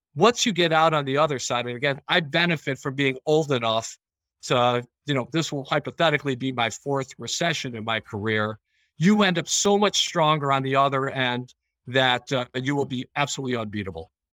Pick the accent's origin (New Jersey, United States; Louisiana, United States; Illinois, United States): Illinois, United States; Chicago; now in Rochester, United States; I grew up in Chicago